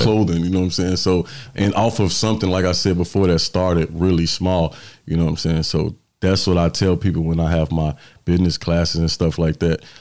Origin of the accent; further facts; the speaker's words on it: Chicago, Illinois, United States; also born or lived in Florence, South Carolina; now in South Carolina, United States; I'm from Chicago, uh, residing in South Carolina right now